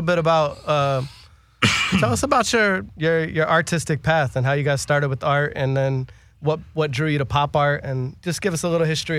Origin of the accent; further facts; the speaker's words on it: Pittsburgh, Pennsylvania, United States; I'm really from Pittsburgh.